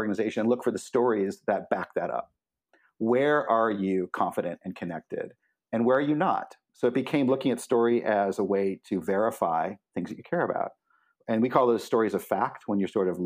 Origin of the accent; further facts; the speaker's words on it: Cleveland, Ohio, United States; moved away as an adult; also born or lived in Olympia, Washington; now in Portland, United States; I grew up in the Midwest and Cleveland, Ohio, to be specific, and left as soon as I finished grad school